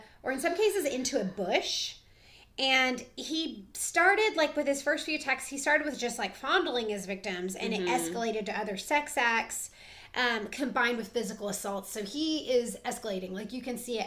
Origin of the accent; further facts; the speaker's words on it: the South, United States; We are from the South